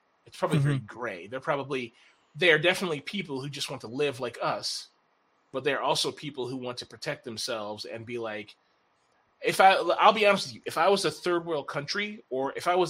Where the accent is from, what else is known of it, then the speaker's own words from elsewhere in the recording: United States; as an American